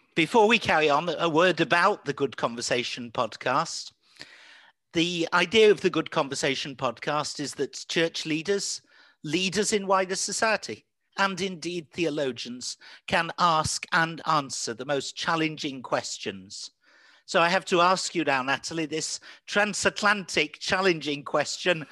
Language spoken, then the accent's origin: English; England, United Kingdom; I'm an English person too, but a fluent Welsh speaker as well.